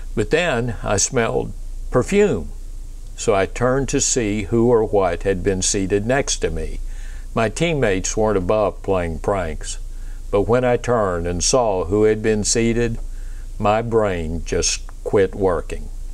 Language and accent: English; Pensacola, Florida, United States; I was raised in Pensacola, Florida, home of the Navy's flight demonstration team